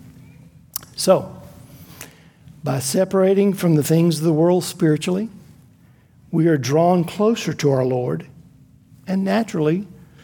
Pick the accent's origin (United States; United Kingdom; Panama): United States; Florida; I grew up in Florida, and the town I lived in had numerous lakes and rivers and ponds